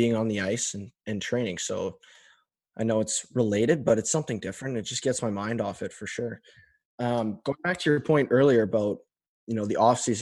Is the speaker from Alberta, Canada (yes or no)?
yes; Medicine Hat, Alberta, Canada; when I was in Medicine Hat in my hometown in sixth and seventh grade